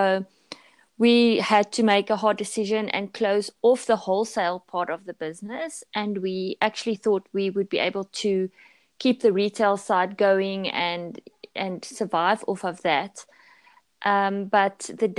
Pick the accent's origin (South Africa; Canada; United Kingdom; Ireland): South Africa; also born or lived in Pretoria; I'm from South Africa, and I live in Pretoria, which is a city, a quite large city in South Africa.